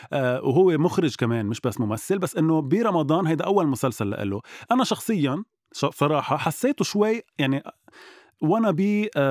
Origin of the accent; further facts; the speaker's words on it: Lebanon; نحن كلبنانية